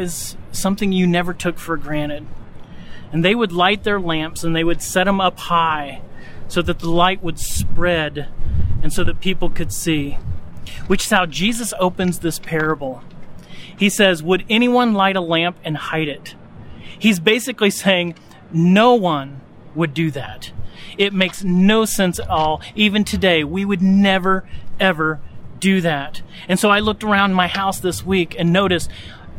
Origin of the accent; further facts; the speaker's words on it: North Central Indiana, United States; growing up in North Central Indiana